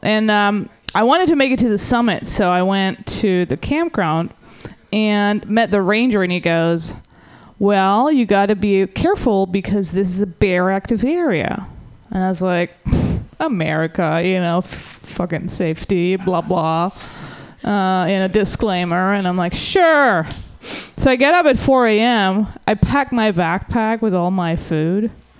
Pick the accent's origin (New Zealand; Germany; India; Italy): Germany; English is a second language; now in United States; So I'm from the Germany, and what's funny is that I always thought that this country is so great. Like when I was growing up